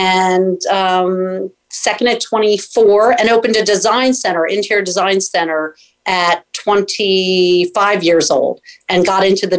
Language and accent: English; outside Philadelphia, Pennsylvania, United States; moved away as an adult; now in Sarasota, United States; I grew up outside Philadelphia and had a career in the interior design business, and I absolutely loved it. And then I moved to Sarasota, Florida, just over 6 years ago